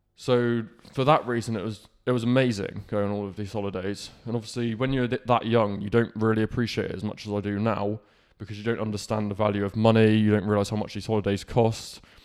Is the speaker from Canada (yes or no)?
no; Falmouth, South West England, United Kingdom; I was born in Cornwall, and I, my life started in Falmouth. So, I grew up in Falmouth